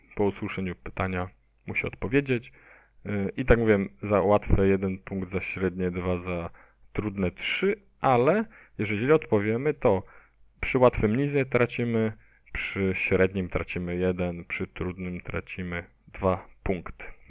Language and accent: Polish; Poznań, Greater Poland, Poland; ja jestem tutaj z Poznania